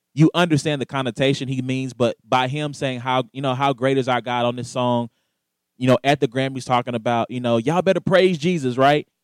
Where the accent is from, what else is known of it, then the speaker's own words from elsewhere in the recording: the South, United States; moved away; I am from the South originally, so I grew up on NASCAR as well